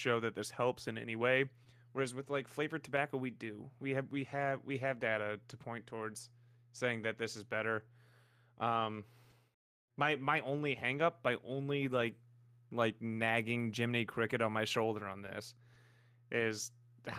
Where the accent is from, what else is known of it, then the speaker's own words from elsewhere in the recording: St. Louis, Missouri, United States; I'm from St. Louis